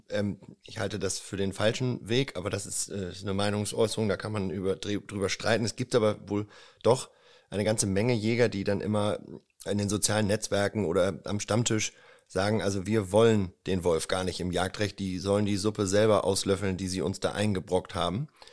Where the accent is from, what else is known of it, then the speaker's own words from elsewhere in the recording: Celle district, Lower Saxony, Germany; ursprünglich wohnhaft im Kreis Celle, aus dem ich auch stamme